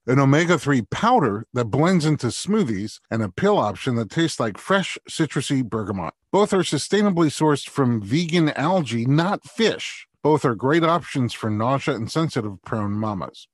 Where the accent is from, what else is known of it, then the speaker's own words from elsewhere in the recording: New York City, New York, United States; I'm from Staten Island, too